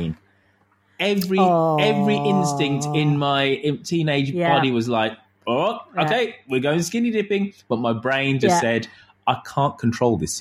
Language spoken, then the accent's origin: English; Birmingham, West Midlands, United Kingdom; From Birmingham.